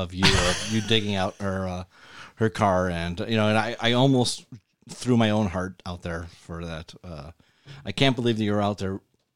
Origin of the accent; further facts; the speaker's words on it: Buffalo, New York, United States; also born or lived in Burtonsville, Maryland; I'm from Buffalo.